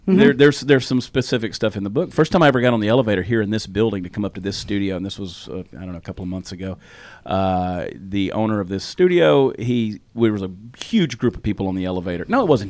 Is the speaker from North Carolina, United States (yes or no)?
no; Georgia, United States; accent: southern; now in Texas, United States; as a Georgia boy growing up in Georgia